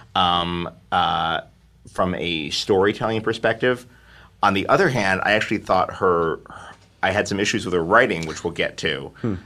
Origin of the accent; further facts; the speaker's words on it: New York City, New York, United States; now in Los Angeles, United States; I grew up in Manhattan. I live in Los Angeles